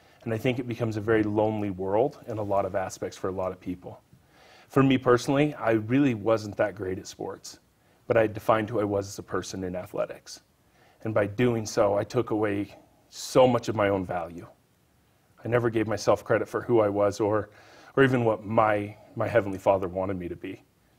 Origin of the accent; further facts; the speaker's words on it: Wendell, Idaho, United States; In Wendell, Idaho.